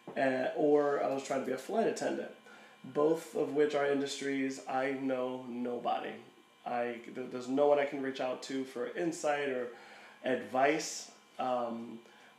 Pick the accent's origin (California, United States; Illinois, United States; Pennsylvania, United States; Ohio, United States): Pennsylvania, United States; Philadelphia; I'm from Philadelphia